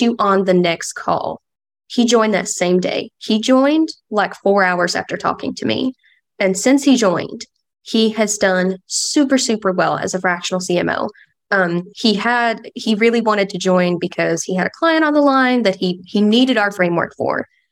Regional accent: London, Kentucky, United States; now in Oregon, United States; So, I am actually from London, Kentucky. Um, little small town in the foothills of Appalachia.

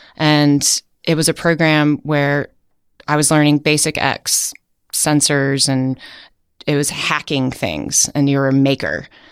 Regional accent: Outer Banks, North Carolina, United States; moved away as an adult; now in San Francisco, United States; I grew up on the Outer Banks

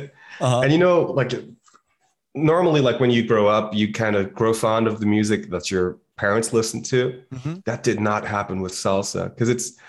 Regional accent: Basel, Basel-Stadt, Switzerland; moved away as an adult; also born or lived in New York City; I was born and raised in Basel, Switzerland. This is where I live now. It's like at the border to Germany and France

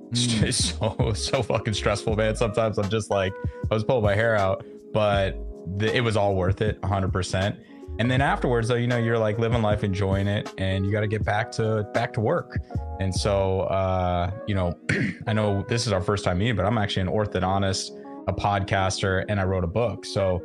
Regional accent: Florida, United States; born there; also born or lived in Nevada / Las Vegas / Southern California; I was born in Florida, moved around a lot, not in the military, just, you know, kind of just trying to chase a better job when I was younger. Had some home bases, Florida, Nevada, mainly Las Vegas and Southern California

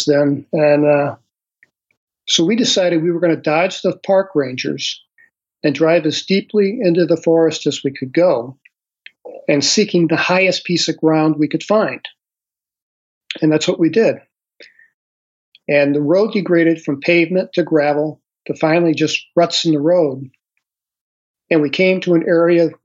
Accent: St. Louis, Missouri, United States; moved away as an adult; I grew up in St. Louis City.

